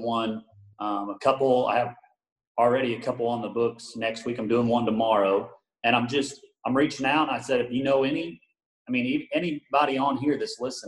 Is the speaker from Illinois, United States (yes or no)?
yes; Illinois, United States; moved away; I'm from Illinois.